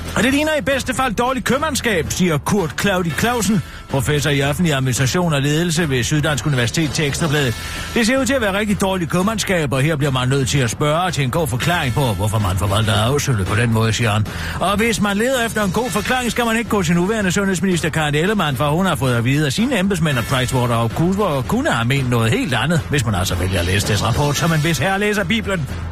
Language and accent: Danish; Søften, Central Denmark Region, Denmark; Søften, hvor jeg kommer fra